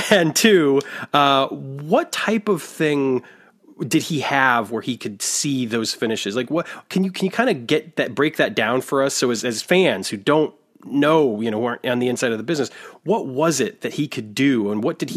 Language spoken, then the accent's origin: English; Waterloo, Iowa, United States; born there; moved away; And I was born in Waterloo, Iowa, so uh